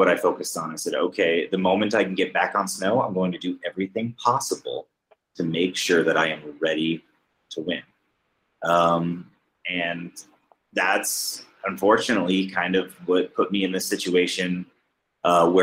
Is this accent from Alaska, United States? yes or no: yes; Alaska, United States; I'm from the United States